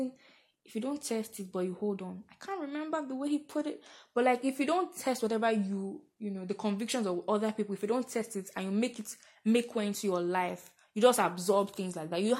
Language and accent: English; Nigeria; being 21, being a Nigerian female.